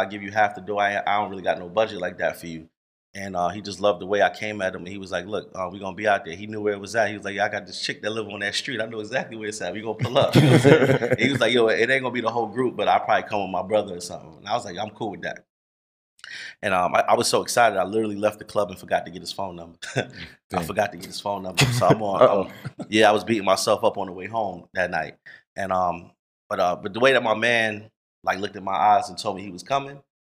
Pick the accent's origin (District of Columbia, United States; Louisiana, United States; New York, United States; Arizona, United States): New York, United States; now in Atlanta, United States; I'm from New York